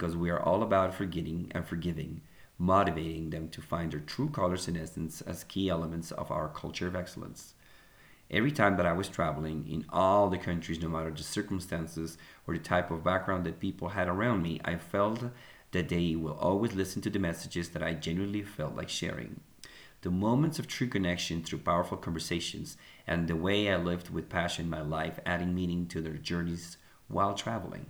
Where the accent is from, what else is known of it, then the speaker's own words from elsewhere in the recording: Colombia; moved away as an adult; also born or lived in Egypt / Bogota; now in United States; I was born and raised in Colombia, lived in Egypt, and now living in the US.